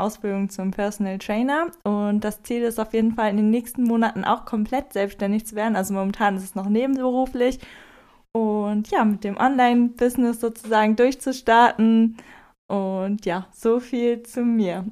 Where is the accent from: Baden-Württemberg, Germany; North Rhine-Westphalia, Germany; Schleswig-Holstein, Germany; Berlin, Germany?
North Rhine-Westphalia, Germany; Wermelskirchen; moved away; ich komme ursprünglich aus Wermelskirchen, das ist ein kleines Kaff in der Nähe, also eine halbe Stunde entfernt von Köln.